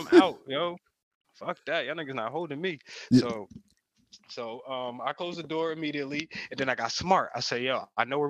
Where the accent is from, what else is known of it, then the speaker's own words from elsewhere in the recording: New Jersey, United States; I'm from Jersey.